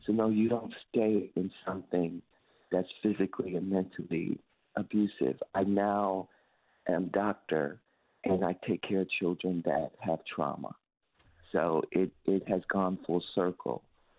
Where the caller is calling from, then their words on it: Ohio, United States; I'm calling from Ohio